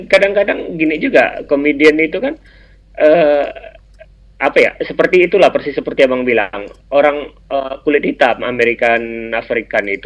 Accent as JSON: {"language": "Indonesian", "country": "Indonesia", "said": "Karena saya orang Melayu, saya merasa bahwa"}